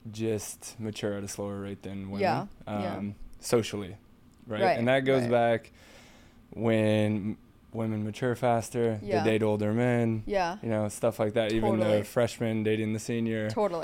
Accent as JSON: {"language": "English", "region": "Nebraska", "country": "United States", "tie": "born or raised there", "moved": "yes", "said": "All right, so I'm originally from the Midwest, Nebraska, actually."}